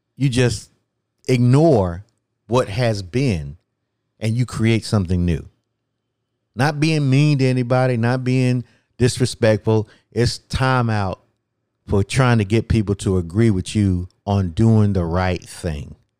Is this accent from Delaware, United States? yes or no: no; North Carolina, United States; my home state of North Carolina